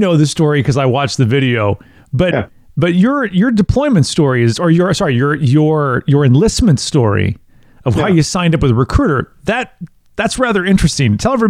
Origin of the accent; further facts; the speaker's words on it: Wisconsin, United States; I grew up in a small town in Wisconsin, too. We had 4,400 people in my hometown of Maquoketa, Wisconsin.